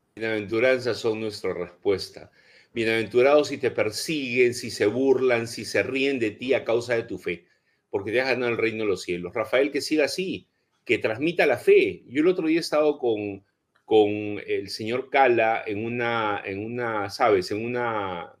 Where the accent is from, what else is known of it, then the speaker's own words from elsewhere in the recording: Peru; como peruanos